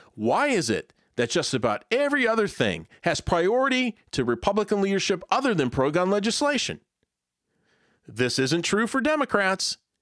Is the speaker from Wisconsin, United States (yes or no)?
no; Pennsylvania, United States; moved away as an adult; my home state of Pennsylvania